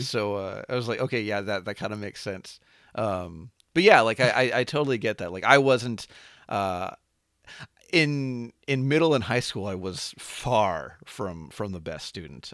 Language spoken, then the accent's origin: English; Anaheim, California, United States; I grew up um, in and around Anaheim, um, which is probably most famous for that being where Disneyland is.